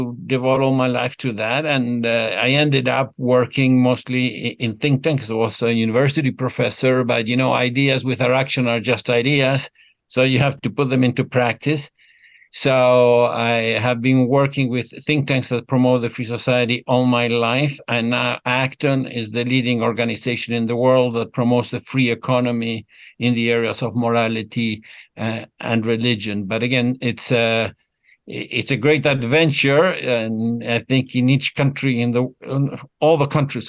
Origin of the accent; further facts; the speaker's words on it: Argentina; I was born in Argentina